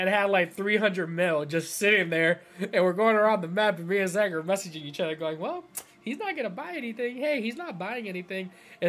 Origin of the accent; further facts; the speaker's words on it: Cleveland, Ohio, United States; I'm from Cleveland